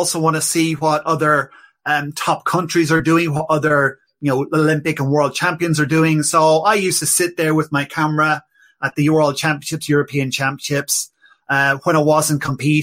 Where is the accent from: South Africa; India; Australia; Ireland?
Ireland; moved away as an adult; also born or lived in Enfield, North London; now in London, United Kingdom; I'm Irish. So, yeah, grew up in Ireland and came over, goodness me, what, 20-something years ago now